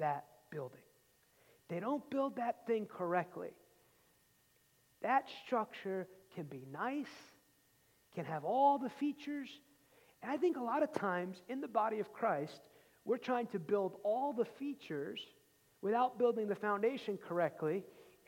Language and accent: English; outside New York City, United States; growing up outside New York City